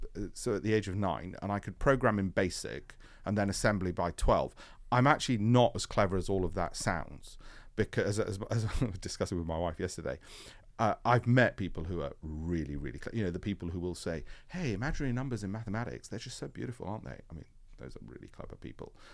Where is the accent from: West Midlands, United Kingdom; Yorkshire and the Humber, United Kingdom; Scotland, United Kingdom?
Yorkshire and the Humber, United Kingdom; Leeds; I grew up in Leeds.